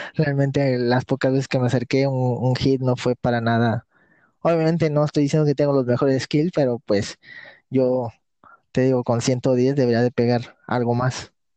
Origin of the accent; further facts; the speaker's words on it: Tampico, Tamaulipas, Mexico; Sí, soy del estado de Tamaulipas, eh, de la ciudad llamada Tampico.